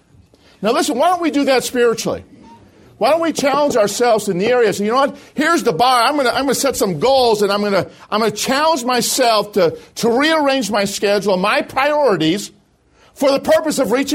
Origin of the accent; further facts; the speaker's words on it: Chicago, Illinois, United States; moved away; I'm originally from Chicago.